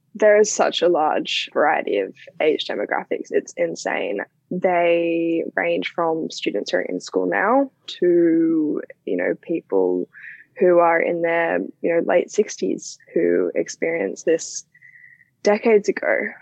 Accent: Australia; the Australian education system

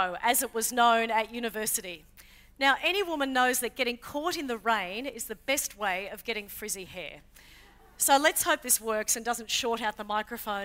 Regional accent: Queensland, Australia; I grew up in Queensland

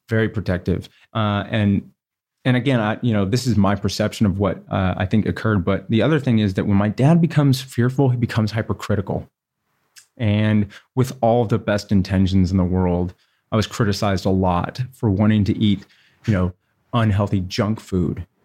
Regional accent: Houston, Texas, United States; I grew up, I was born in Houston, Texas, which is the largest city in Texas

